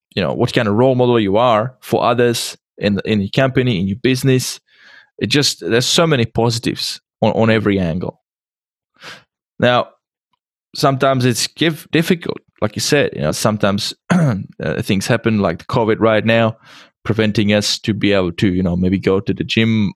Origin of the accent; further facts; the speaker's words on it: Czechia; English is a second language; i come from uh, czech republic so english is my second language